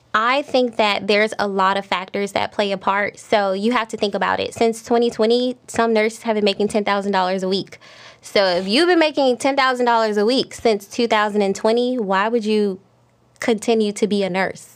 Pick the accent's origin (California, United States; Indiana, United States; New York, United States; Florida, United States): Florida, United States; Miami; I'm from Miami